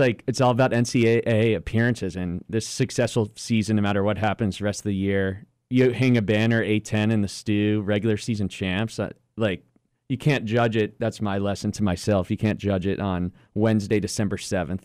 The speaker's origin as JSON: {"language": "English", "region": "Pennsylvania", "country": "United States", "tie": "born or raised there", "said": "growing up in Pennsylvania"}